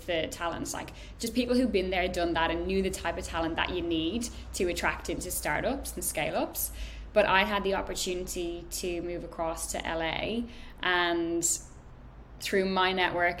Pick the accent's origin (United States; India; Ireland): Ireland; moved away as an adult; I'm Irish, so I was on a visa.